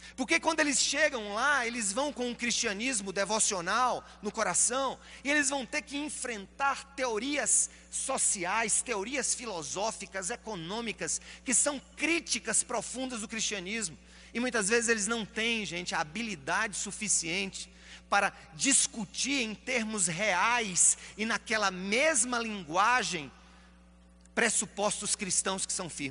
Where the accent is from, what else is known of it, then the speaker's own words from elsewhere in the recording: Paraíba, Brazil; eu sou paraibano